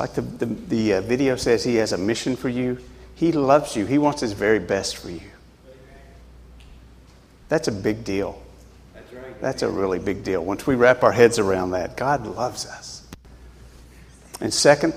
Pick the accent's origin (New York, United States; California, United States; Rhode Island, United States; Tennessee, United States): Tennessee, United States; moved away as an adult; now in New Hampshire, United States; I grew up in Tennessee, and that's a good state to be in, Tennessee. Anyway, so I grew up there and went through school, and I lived there until I was about 39 years old when I moved to New Hampshire.